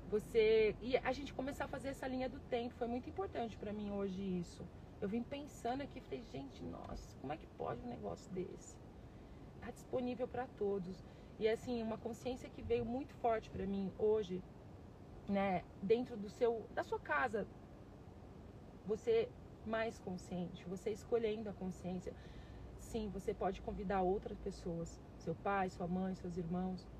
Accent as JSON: {"language": "Portuguese", "town": "Varginha", "region": "Minas Gerais", "country": "Brazil", "tie": "born or raised there", "also_born_or_lived": "Passos", "said": "Eu sou de Varginha, Minas Gerais. Eu moro aqui, eu morei aqui, né? Eu cheguei em Varginha com 5 anos de idade. Eu nasci em Passos, Minas Gerais, né?"}